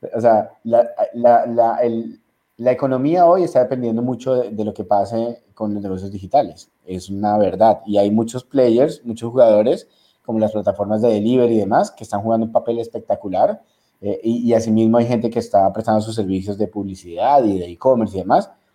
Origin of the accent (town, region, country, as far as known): Ecuador